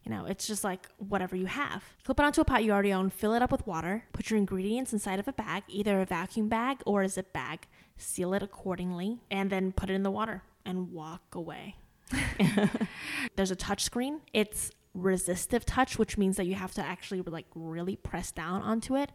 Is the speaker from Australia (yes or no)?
no; northern China, China; moved away; I'm from the north of China